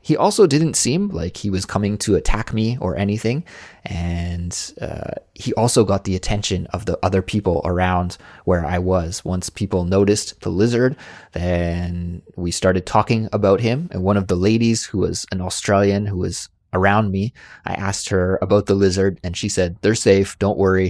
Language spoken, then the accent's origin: English; Canada; moved away as an adult; now in South Korea; I was lucky enough to grow up in an area of Canada where many, many people had backyard swimming pools